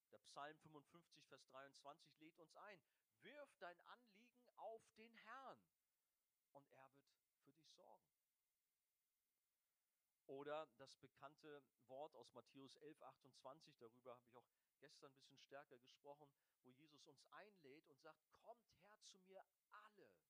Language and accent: German; Hamburg, Germany; ich als Hamburger